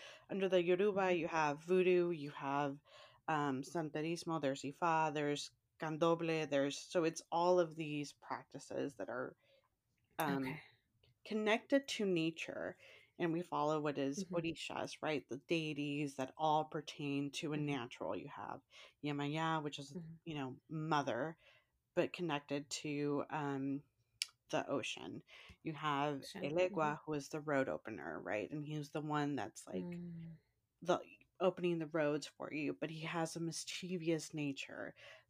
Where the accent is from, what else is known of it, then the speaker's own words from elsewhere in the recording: San Francisco, California, United States; growing up in San Francisco